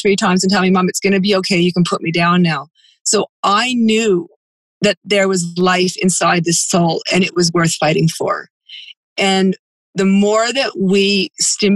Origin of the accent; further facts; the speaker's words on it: Australia; I'm a farmer from Australia